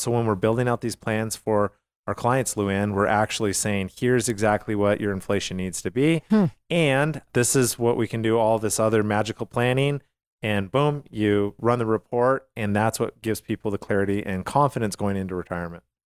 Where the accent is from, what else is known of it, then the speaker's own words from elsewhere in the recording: Calgary, Alberta, Canada; I grew up in Calgary, Alberta